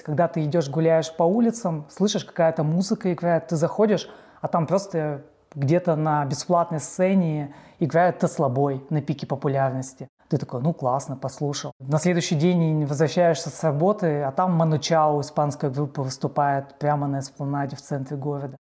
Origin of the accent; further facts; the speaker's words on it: Perm, Perm Krai, Russia; я родился в Перми